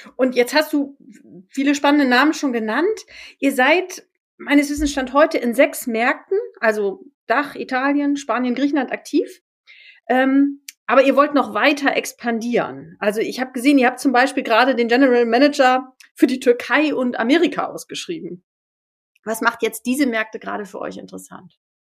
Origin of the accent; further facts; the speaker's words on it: Hamburg, Germany; würde ich als Hamburgerin